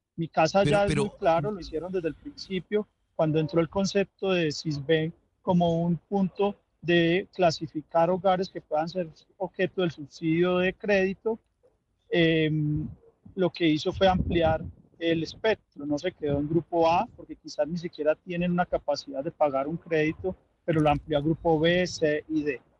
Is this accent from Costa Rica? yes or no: no; Colombia; los colombianos